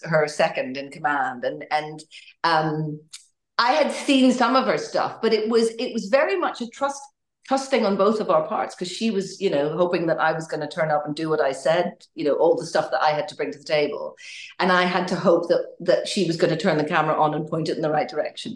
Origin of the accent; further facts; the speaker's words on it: Northern Ireland, United Kingdom; also born or lived in Canada; I'm Northern Irish, grew up in Ireland, but I've spent a little bit of time in Canada